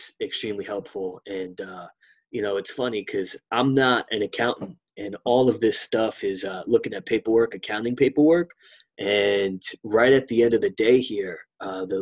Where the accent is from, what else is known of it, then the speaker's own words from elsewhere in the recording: New York City, New York, United States; that's my home, New York City. That's the fucking home. That's where it started.